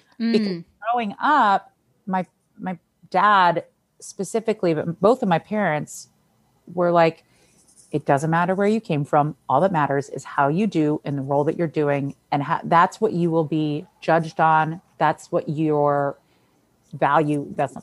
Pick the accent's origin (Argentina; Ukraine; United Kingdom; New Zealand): Argentina; I never led with, I'm from Argentina, I'm a Latina, like whatever.